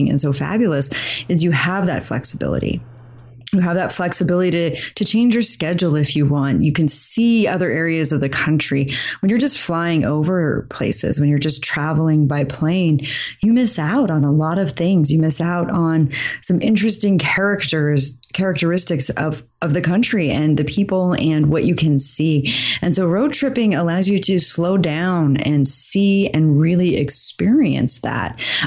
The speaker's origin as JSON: {"language": "English", "region": "Idaho", "country": "United States", "tie": "born or raised there", "said": "I grew up in Idaho"}